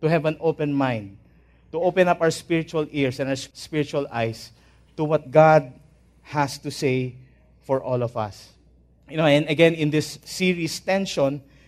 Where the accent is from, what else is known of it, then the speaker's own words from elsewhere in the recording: Manila, Metro Manila, Philippines; also born or lived in Ilocos Norte; We are from Ilocos Norte, though I was born in Manila. So I'm a Manila boy already